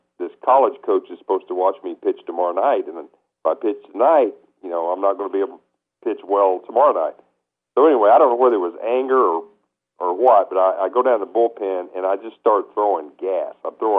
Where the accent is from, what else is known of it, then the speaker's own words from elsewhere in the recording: Kentucky, United States; moved away as an adult; also born or lived in Lake Wales, Florida; growing up in Kentucky